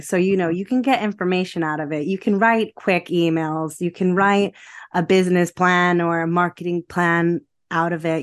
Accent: United States; moved away as an adult; also born or lived in New Jersey / Rome, Italy; now in United Kingdom; I was born in America, and I always felt like I had an opportunity to make the most of my multicultural heritage. So, with my French passport, I eventually finished school in America

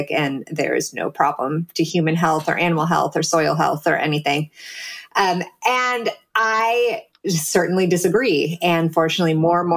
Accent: Silicon Valley, California, United States; I'm from Silicon Valley

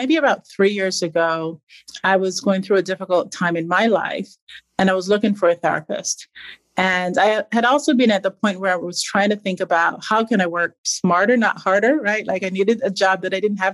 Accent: Barbados; I grew up in Barbados

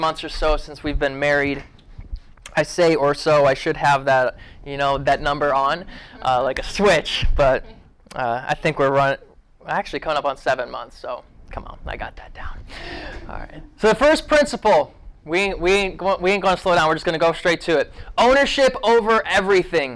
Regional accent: Ohio, United States; I grew up in Ohio.

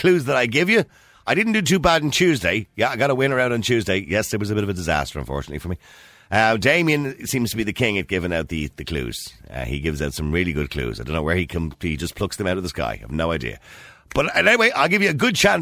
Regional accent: Dublin, Leinster, Ireland; when I started in secondary school, from Edenmore to the De La Salle College, about 2.5 miles

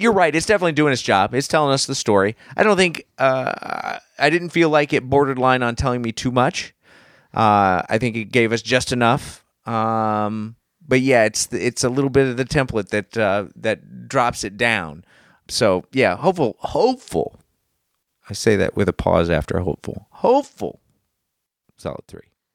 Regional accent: United States; I'm an American and I was here for nine eleven

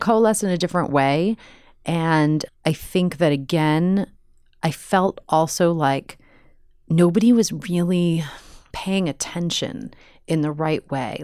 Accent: New York, United States; moved away as an adult; also born or lived in Chicago / Los Angeles; I'm from New York.

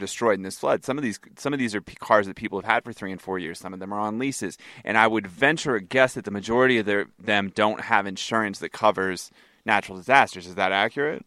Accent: United States; I'm an American

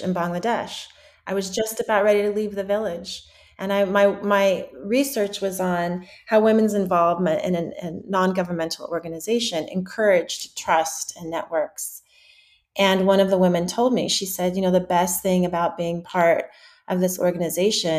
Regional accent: Western Colorado, United States; I grew up in Western Colorado

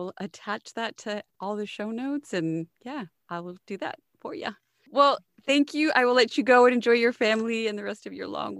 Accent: Del Rio, Texas, United States; It's so funny, like when growing up in Del Rio, you feel like you know everybody, but at the same time, you don't.

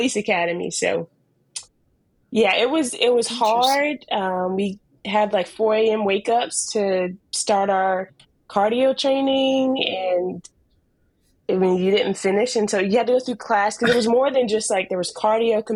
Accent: North Carolina, United States; In Bun, North Carolina. It's a, Missy knows, a small, small town of about 300-400 people, one stoplight

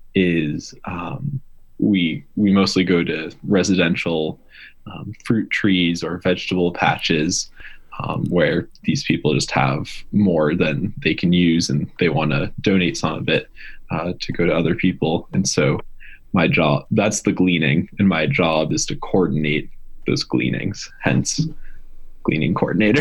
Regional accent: Massachusetts, United States; moved away as an adult; also born or lived in Vermont; I grew up in Massachusetts, and I went to school in Vermont.

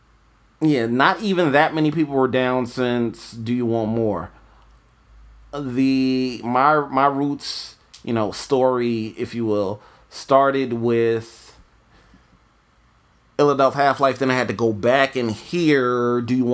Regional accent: New York, United States; moved away; also born or lived in Florida; I'm from New York originally.

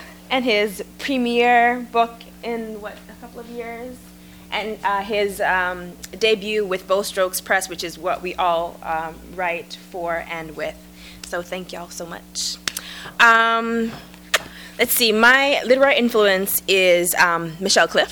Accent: Jamaica; now in United States; I was transplanted from Jamaica to the States, I could be a lesbian from Jamaica

